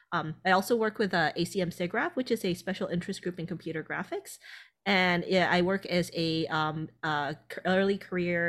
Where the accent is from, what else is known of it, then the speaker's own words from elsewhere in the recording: Thailand; moved away; originally I'm from Thailand.